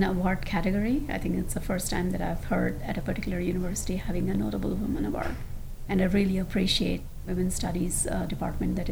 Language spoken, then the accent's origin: English; India; moved away; I grew up in India with my grandparents for 17 years